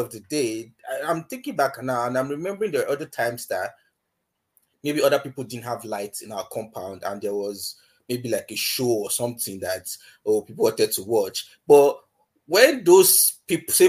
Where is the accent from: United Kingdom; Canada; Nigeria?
Nigeria; Ifako-Ijaiye, Lagos; moved away; I grew up in Ifakweja, local government area in Lagos